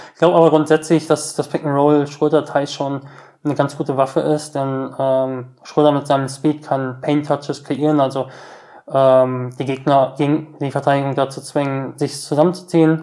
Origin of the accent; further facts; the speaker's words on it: Essen, Lower Saxony, Germany; wir sind in Essen-Oldenburg, quasi in meinem Heimatort, im Ort meiner Eltern